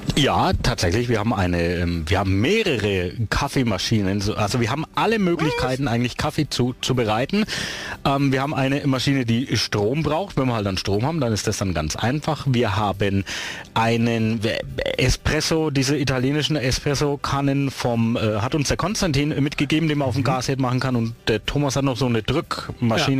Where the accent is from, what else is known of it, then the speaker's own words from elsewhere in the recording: Küps, Bavaria, Germany; in meiner Heimat in Küps